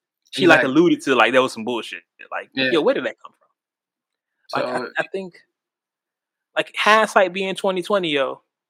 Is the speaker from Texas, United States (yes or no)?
yes; Houston, Texas, United States; I'm from Houston, H-Town.